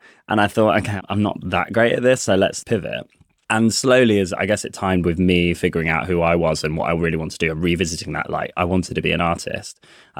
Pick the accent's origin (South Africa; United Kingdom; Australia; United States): United Kingdom; Coventry, West Midlands; accent: Coventry accent; They also said, my accent, because I'm from Coventry, you won't hear it now because they drew it out at me, but they were like, Cov accent isn't that useful.